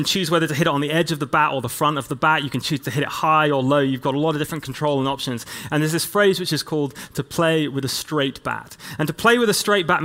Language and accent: English; England, United Kingdom; as an English church leader, I come from this long line of people like William Wilberforce